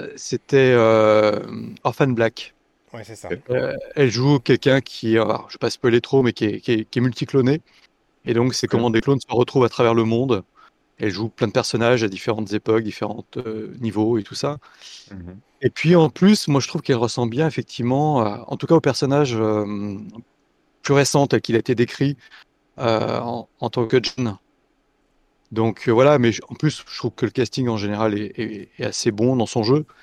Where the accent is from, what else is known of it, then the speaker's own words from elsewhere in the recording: Lyon, Auvergne-Rhône-Alpes, France; étant lyonnais